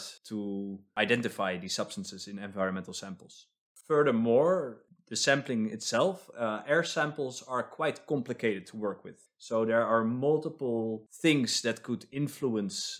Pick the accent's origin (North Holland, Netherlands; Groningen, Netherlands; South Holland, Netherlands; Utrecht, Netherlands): North Holland, Netherlands; Amsterdam; now in Stockholm, Sweden; I come from Amsterdam